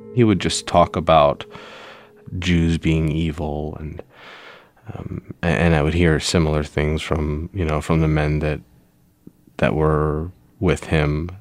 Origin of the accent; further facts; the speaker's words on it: Pittsburgh, Pennsylvania, United States; I was born in Pittsburgh, Pennsylvania in 1983